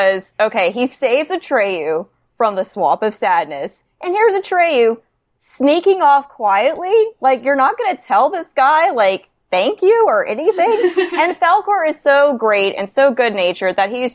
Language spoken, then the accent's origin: English; Baton Rouge, Louisiana, United States; I am from Baton Rouge, Louisiana